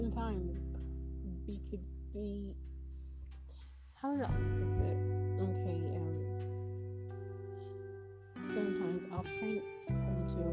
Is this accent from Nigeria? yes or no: yes; Nigeria; from where I am from, I'm from Nigeria